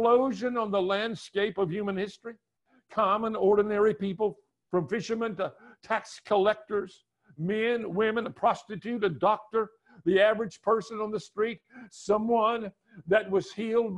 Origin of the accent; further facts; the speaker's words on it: Greensboro, North Carolina, United States; I grew up in North Carolina, on the north side of Greensboro, North Carolina